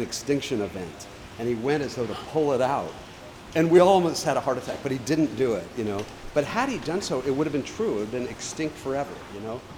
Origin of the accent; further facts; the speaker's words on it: Hawaii, United States; now in New York City, United States; I grew up in Hawaii, sort of the endangered species capital of the world